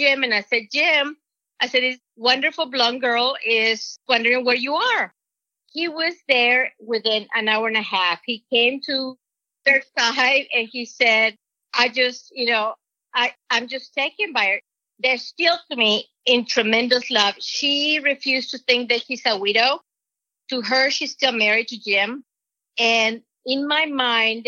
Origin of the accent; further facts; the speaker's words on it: Mexico; moved away; Jay will make fun of my accent because I'm from Mexico